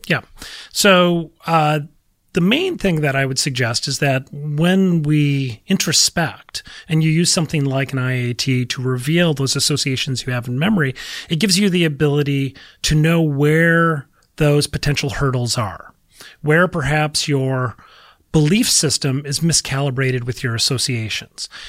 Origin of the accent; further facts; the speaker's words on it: Minnesota, United States; I'm from Minnesota